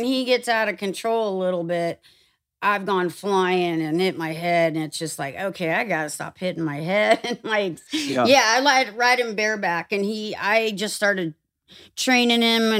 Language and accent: English; California, United States; I had a pony when I grew up in Orange County. And fruit stands and the city of Orange, orange groves.